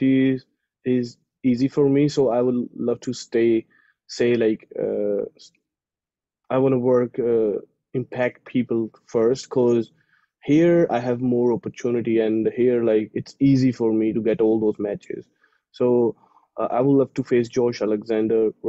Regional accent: India; moved away as an adult; as an Indian

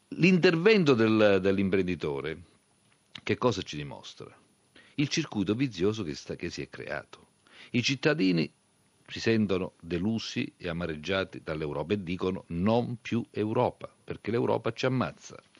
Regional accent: Basilicata, Italy; io sono lucano

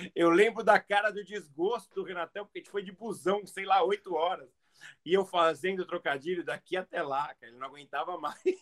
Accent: Brazil; I'm from Brazil.

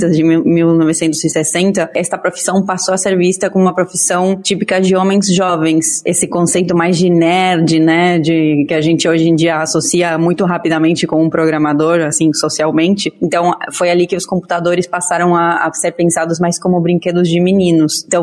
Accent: Argentina; now in Brazil; eu sou argentina, então acho que eu tenho um pouquinho menos de, desse otimismo brasileiro super gostoso gostoso, que eu adoro, porque eu moro no Brasil e, e o Brasil é meu lar escolhido.

